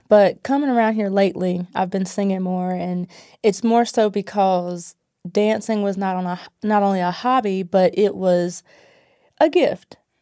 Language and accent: English; Asheboro, North Carolina, United States; now in Greensboro, United States; I was born and raised in Ashboro, North Carolina